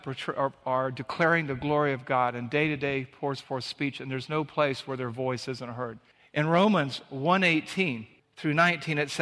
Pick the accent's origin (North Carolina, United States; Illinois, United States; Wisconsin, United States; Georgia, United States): Georgia, United States; Savannah; the beach where we grew up in Savannah, Georgia